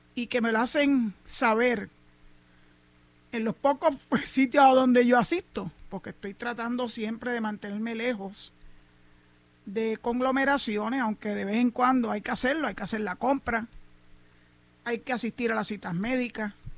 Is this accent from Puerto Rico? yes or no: yes; San Juan, Puerto Rico; Yo me crié en Santurce